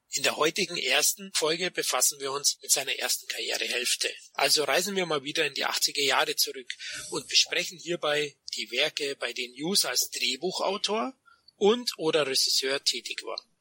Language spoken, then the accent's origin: German; Munich, Bavaria, Germany; ich als Münchner kenne das natürlich auch, ja